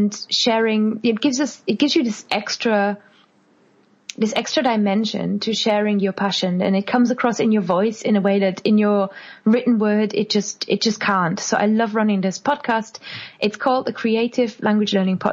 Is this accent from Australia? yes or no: no; Germany; English is a second language; moved away as an adult; now in United Kingdom; I am originally from Germany, and in Germany I was already really into languages